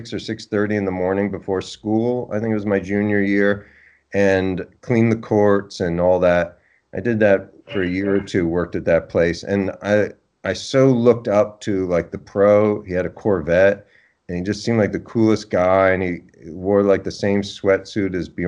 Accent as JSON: {"language": "English", "town": "Oakland", "region": "New Jersey", "country": "United States", "tie": "born or raised there", "said": "I grew up in northern New Jersey, a little town called Oakland"}